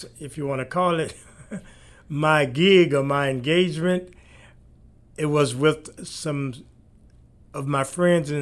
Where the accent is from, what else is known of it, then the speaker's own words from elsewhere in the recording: Montgomery, West Virginia, United States; moved away as an adult; now in Hamilton, Canada; I was born in West Virginia, in a little coal mining town called Montgomery